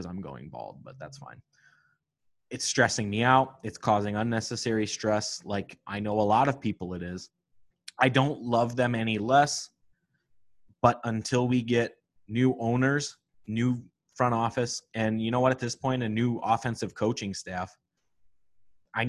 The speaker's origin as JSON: {"language": "English", "region": "Northwest Indiana", "country": "United States", "tie": "born or raised there", "said": "it's close to home for me growing up in Northwest Indiana."}